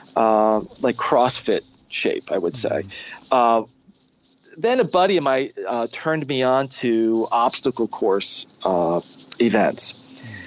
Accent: New York City, New York, United States; moved away as an adult; also born or lived in Brooklyn, New York City; now in Ohio, United States; I've lived in Ohio for the last almost 20 years, and I grew up uh, in the in the New York City area. I was born in Brooklyn, New York City

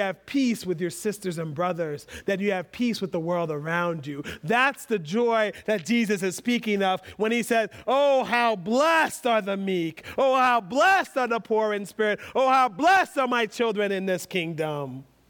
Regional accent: United States; being American

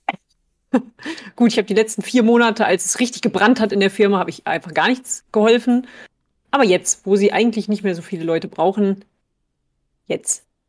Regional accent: Germany; Als Deutsche

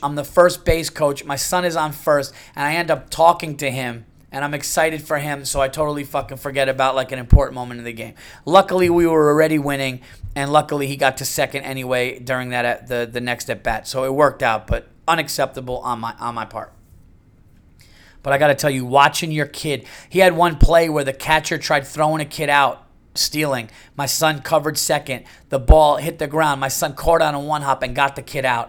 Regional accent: United States; as an American

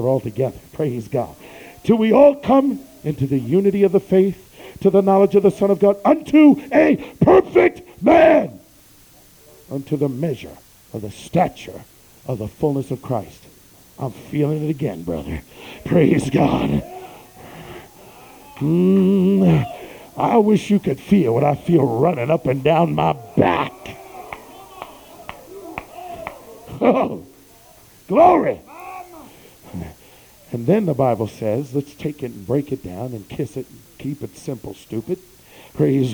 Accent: New York, United States; I'm from New York

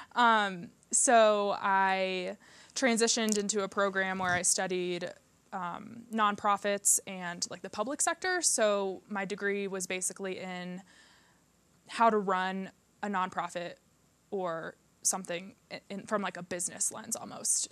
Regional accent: Iowa, United States; moved away as an adult; also born or lived in St. Louis, Missouri; now in Aspen, United States; I'm from the Midwest. I'm from Iowa. I grew up in Iowa

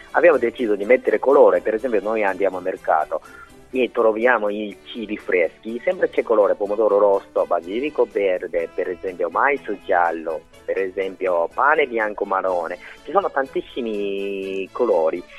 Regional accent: Japan; Italian is a second language; now in Italy; oppure il mio paese, la cucina giapponese, e portiamo in Italia.

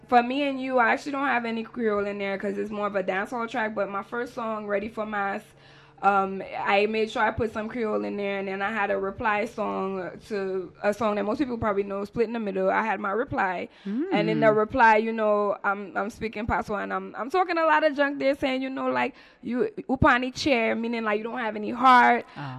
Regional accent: St. Lucia; accent: Saint Lucian; my Saint Lucian accent, when you hear the one, two words in Patois, then you're like, then she's Saint Lucian

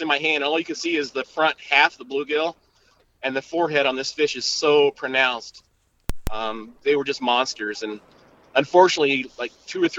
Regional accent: Ottumwa, Iowa, United States; So I was born and raised in Southeast Iowa, medium-sized town of Ottumwa.

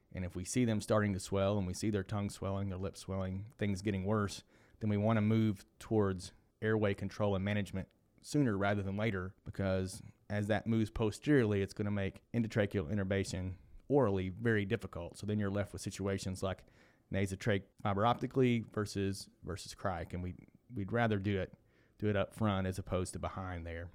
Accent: Kentucky, United States; I am from Kentucky

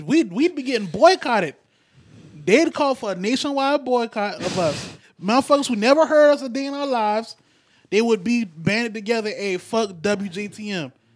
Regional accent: Charleston, South Carolina, United States; growing up in Charleston

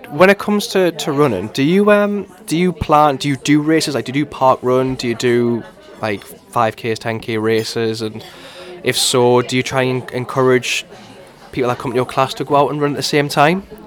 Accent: Newcastle upon Tyne, North East England, United Kingdom; accent: Geordie

